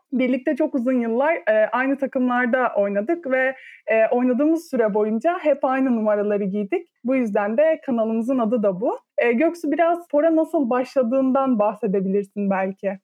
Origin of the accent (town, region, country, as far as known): İzmir, Turkey